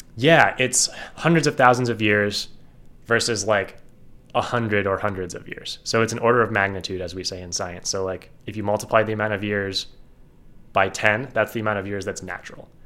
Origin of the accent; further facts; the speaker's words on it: Ohio, United States; I'm from Ohio